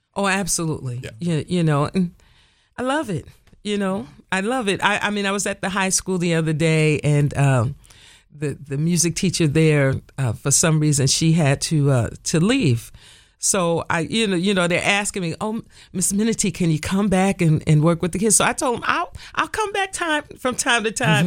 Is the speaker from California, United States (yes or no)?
no; Nutley, New Jersey, United States; I grew up in the First Baptist Church of Nutley, New Jersey